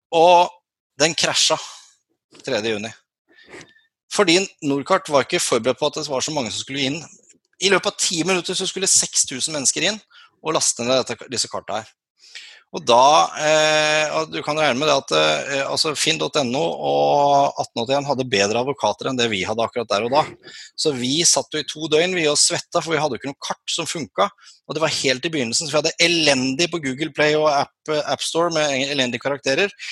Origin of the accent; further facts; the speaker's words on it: Sørlandet, Norway; accent: Sørlandsk (southern Norwegian dialect); also born or lived in Kristiansand / Lillesand; jeg er jo sørlending, som dere hører på dialekta